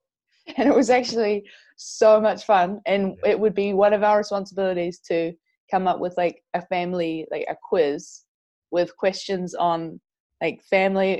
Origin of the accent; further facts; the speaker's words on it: Whangarei, Northland, New Zealand; So I'm from Whangarei, New yep. Zealand.